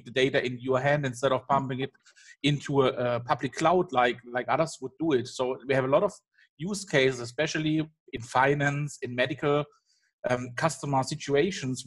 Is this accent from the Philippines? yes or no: no; Germany; I'm from Germany